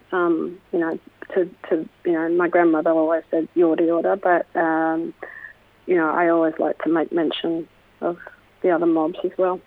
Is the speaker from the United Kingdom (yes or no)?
no; Melbourne, Victoria, Australia; also born or lived in United States; I was raised in the Melbourne Koori community